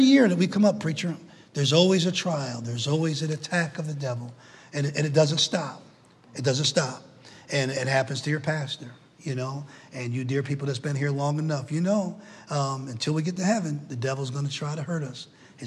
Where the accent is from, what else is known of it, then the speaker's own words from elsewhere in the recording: New Britain, Connecticut, United States; moved away as an adult; also born or lived in Knoxville, Tennessee; I was born in New Britain, Connecticut